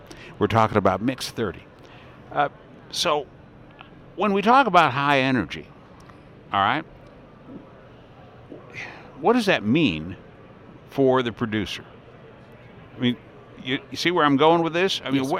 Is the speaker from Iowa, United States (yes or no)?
yes; Iowa, United States; we're from Iowa.